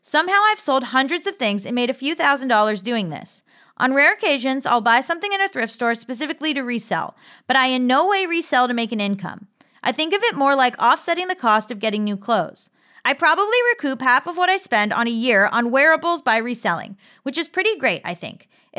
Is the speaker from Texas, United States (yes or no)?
yes; Texas, United States; I grew up in North Texas, the south part of Tornado Alley